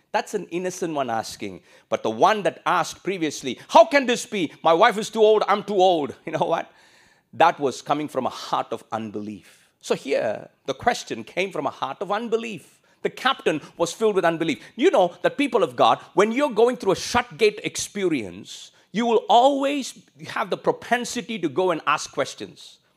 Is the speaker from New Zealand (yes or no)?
no; India; moved away as an adult; also born or lived in Singapore; now in Australia; I came from India